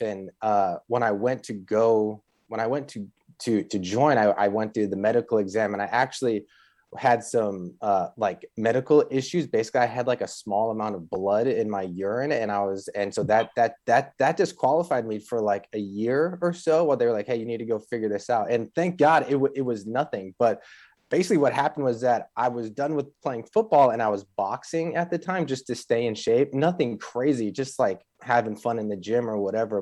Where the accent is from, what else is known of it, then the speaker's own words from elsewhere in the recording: Chicago, Illinois, United States; I grew up in the North Shore of Chicago